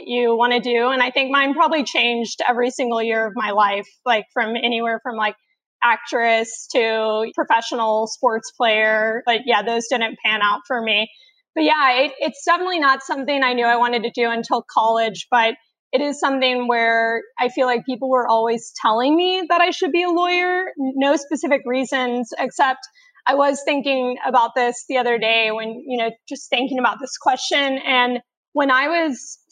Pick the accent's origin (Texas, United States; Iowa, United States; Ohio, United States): Texas, United States; Houston; moved away as an adult; now in Boston, United States; I am born and raised in Houston, Texas, and I have lived there my entire